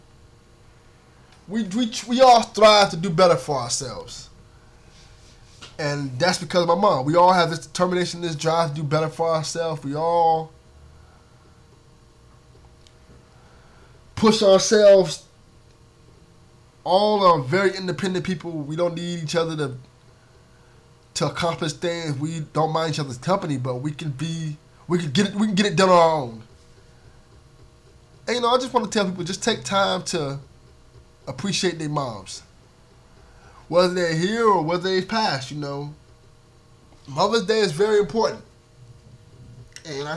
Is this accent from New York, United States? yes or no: no; Miami, Florida, United States; I grew up a poor black kid from Miami, Florida. You know, the streets, I grew up in Liberty City